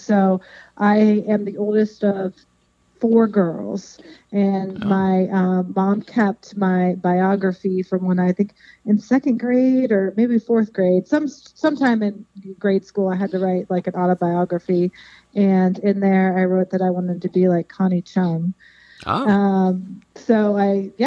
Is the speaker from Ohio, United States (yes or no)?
yes; Columbiana, Ohio, United States; moved away as an adult; now in Cincinnati, United States; A little bit south of Youngstown, Ohio. It's a county called Columbiana County. It's on the Ohio-PA border.